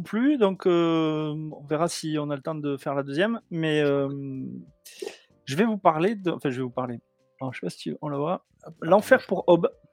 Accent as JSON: {"language": "French", "town": "Toulouse", "region": "Occitania", "country": "France", "said": "je suis de Toulouse"}